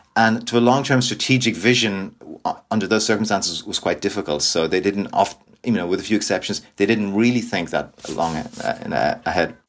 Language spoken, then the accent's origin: English; Dublin, Leinster, Ireland; also born or lived in Northern Ireland; I'm from Dublin originally